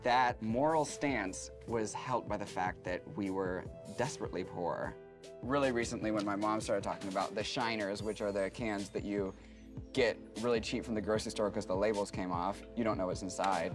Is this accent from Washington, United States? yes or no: yes; Seattle, Washington, United States; I grew up in Seattle, and we were poor as hell